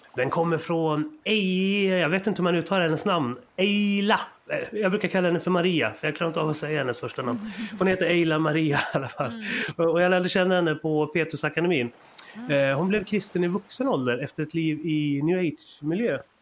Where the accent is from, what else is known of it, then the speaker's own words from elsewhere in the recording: Sweden; vi svenskar